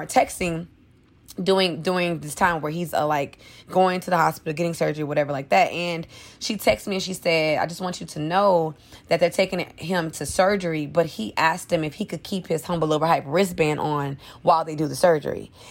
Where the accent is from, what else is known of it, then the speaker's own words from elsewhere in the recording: New Orleans, Louisiana, United States; moved away; I'm originally from New Orleans, Louisiana. So, Hurricane Katrina hit when I was ten. We lost everything